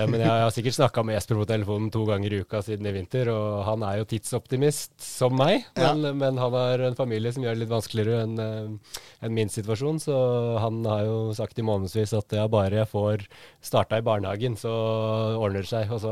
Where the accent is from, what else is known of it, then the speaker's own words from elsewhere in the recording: Søndre Land, Innlandet, Norway; also born or lived in Sørlandet; Jeg, ehm, etter å ha levd mine første fire år på Sørlandet, så flytta jeg til Søndre Land. Så der eh, bor jo ehm, mor og far og storebror fortsatt. Ehm, så der eh, vokste jeg opp.